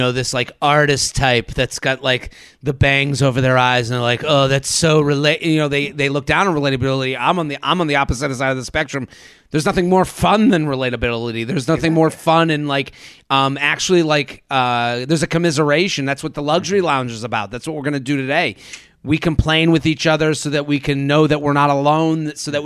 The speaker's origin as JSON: {"language": "English", "town": "Needham", "region": "Massachusetts", "country": "United States", "said": "I'm from Boston, they go, oh, so in Southie? No, it's called Needham. It's a suburb where it was pretty idyllic"}